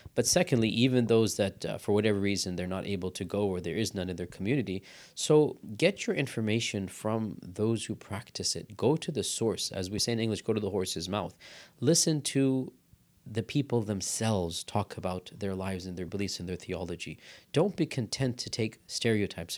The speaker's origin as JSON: {"language": "English", "country": "United States", "tie": "born or raised there", "said": "we're born and raised in America, then we go study abroad, then we come back."}